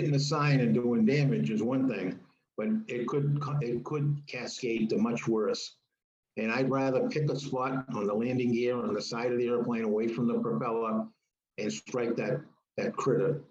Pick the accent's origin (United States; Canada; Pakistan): United States; Northeast; growing up in the Northeast